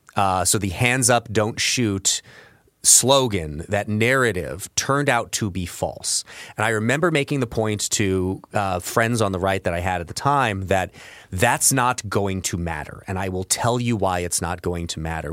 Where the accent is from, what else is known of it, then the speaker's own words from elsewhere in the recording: Belleville, Illinois, United States; I grew up in Belleville, Illinois, which is right across the river from Saint Louis, Missouri